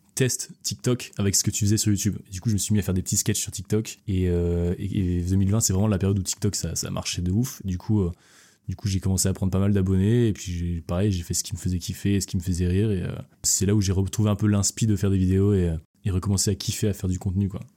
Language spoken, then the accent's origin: French; Quimperlé, Brittany, France; also born or lived in Lorient; Je suis né à Quimperlé